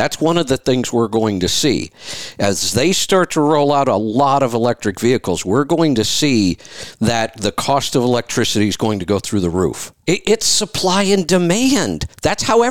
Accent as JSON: {"language": "English", "region": "Ohio", "country": "United States", "tie": "born or raised there", "said": "I grew up in Ohio, right near Pennsylvania"}